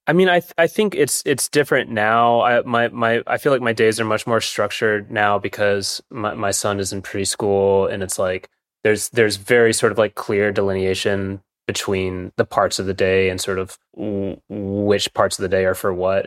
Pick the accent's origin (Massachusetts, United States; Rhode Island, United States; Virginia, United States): Virginia, United States; Williamsburg; I grew up in Williamsburg, Virginia